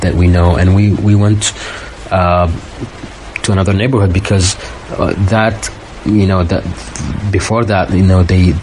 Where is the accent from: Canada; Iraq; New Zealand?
Iraq; Baghdad, Baghdad Governorate; moved away as an adult; now in Turkey; I'm from Baghdad. I was born and raised there, and I'm half Iraqi, half Palestinian